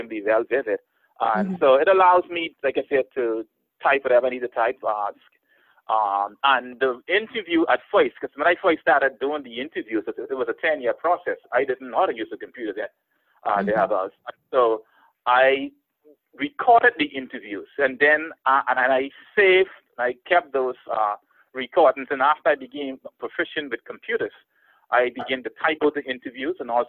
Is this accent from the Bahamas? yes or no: yes; Bahamas